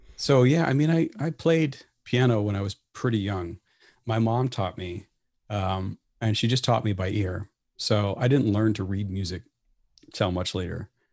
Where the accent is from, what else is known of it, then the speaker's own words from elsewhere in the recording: Bellevue, Nebraska, United States; also born or lived in Saint Cloud, Minnesota; We ended up in Bellevue, Nebraska, which is the home of Strategic Air Command, when I was four. So that's actually where I ended up growing up all the way through high school.